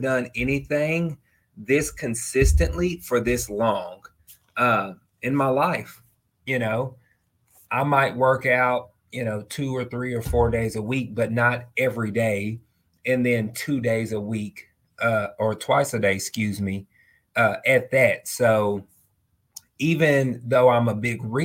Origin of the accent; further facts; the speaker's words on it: Texas, United States; I'm from Texas. We love our barbecue.